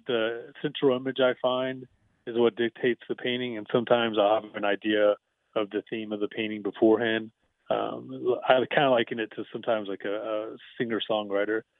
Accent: The Woodlands, Texas, United States; I grew up in the Woodlands area, so uh, I was a huge Houston sports fan

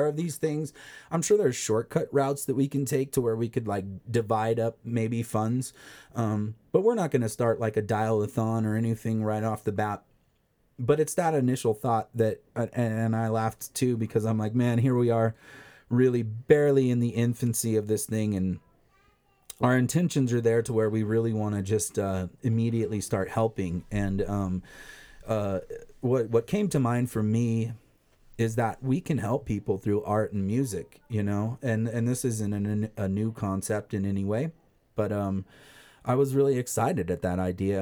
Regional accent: Crestline, United States; people from my hometown Crestline

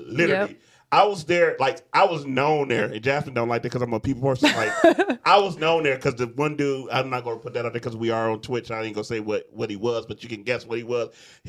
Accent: Detroit, Michigan, United States; now in Battle Creek, United States; I'm like, I'm from Detroit.

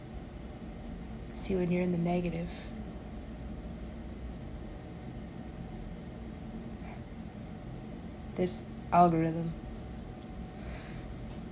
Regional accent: United States; I am American

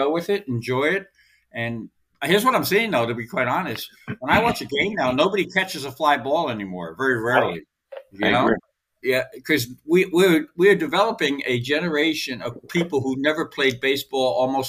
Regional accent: New Jersey, United States; I'm from Kennewick, New Jersey

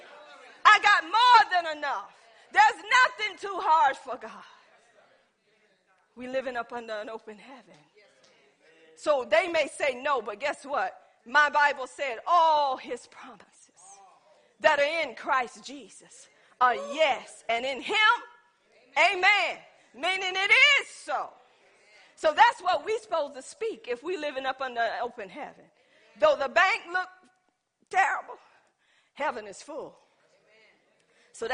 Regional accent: Pender County, North Carolina, United States; I'm from Pender County

